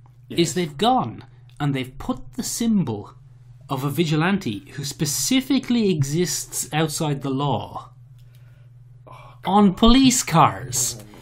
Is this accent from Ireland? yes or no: yes; Ireland